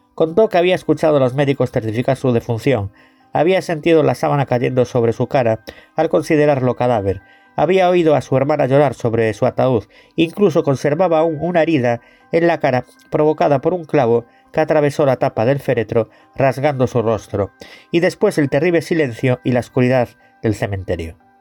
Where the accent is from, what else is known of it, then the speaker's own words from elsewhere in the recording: Galicia, Spain; Yo soy gallego